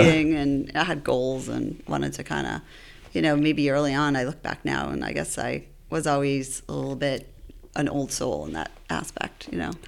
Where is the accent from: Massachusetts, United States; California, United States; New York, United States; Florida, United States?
Massachusetts, United States; Worcester; I grew up in Worcester